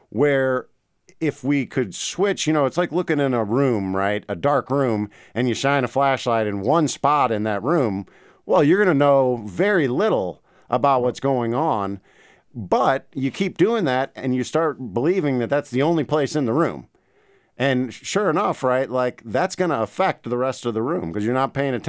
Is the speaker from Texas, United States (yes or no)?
no; St. Louis, Missouri, United States; also born or lived in Memphis, United States / Washington, D.C., United States; So I grew up in St. Louis, right? Big cities. I lived in Memphis. I lived in Washington, D.C.